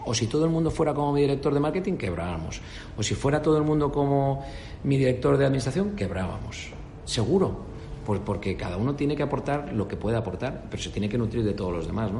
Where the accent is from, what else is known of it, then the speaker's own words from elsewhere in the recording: Spain; moved away as an adult; also born or lived in Canada; soy un español